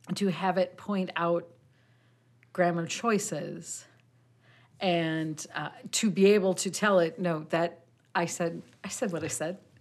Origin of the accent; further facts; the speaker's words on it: Midwest, United States; I am I am a redneck from the Midwest